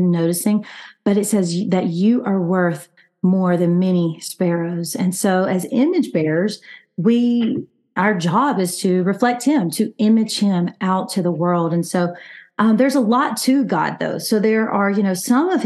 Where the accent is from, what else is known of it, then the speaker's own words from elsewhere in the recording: Alabama, United States; now in El Paso, United States; I'm from Alabama, but I live in El Paso, Texas